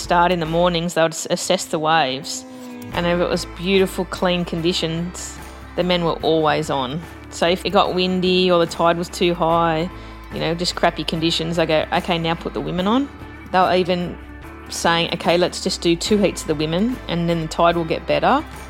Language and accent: English; Sydney, New South Wales, Australia; Growing up in Bondi